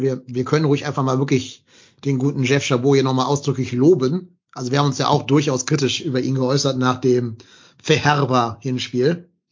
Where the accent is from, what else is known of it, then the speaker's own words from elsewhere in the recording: Hamburg, Germany; zurück in meine Heimat nach Hamburg